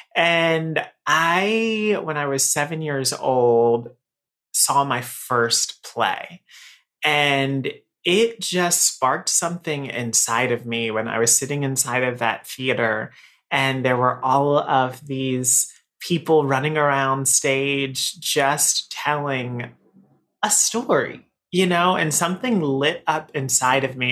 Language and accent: English; Raleigh, North Carolina, United States; moved away as an adult; now in New York City, United States; I am from Raleigh, North Carolina. So I'm in, I'm a Southern boy, right? So I've lived here in New York for 13 years now.